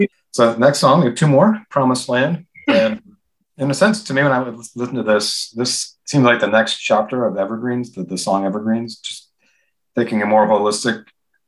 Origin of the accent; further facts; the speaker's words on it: Washington, District of Columbia, United States; I grew up in and around Washington my whole life.